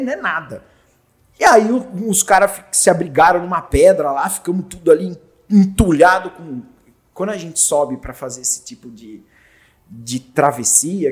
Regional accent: Jundiaí, São Paulo, Brazil; Sou de classe média baixa, nascido e criado lá em Jundiaí

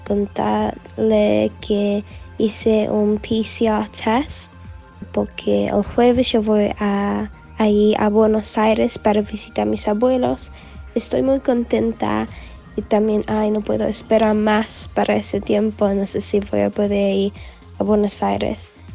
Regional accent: England, United Kingdom; soy de Inglaterra

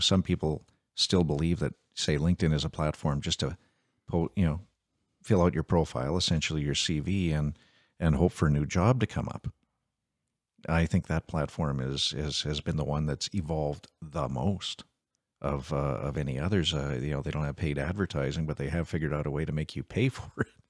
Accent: Canada; I'm a Canadian first and foremost.

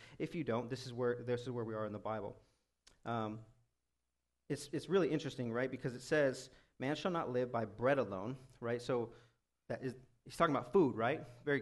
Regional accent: United States; American Christians

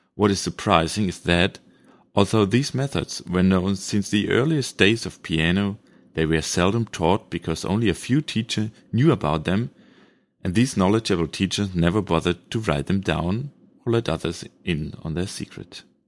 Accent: Germany; first language German; English is a second language; Sorry for my pronunciation. This is coming from Germany, so my mother tongue is German

